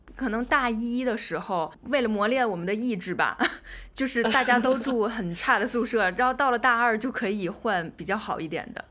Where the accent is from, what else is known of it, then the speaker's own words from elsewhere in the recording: Tianjin, China; moved away as an adult; also born or lived in Wuhan / United Kingdom; 我自己呢，是天津人，在武汉上的大学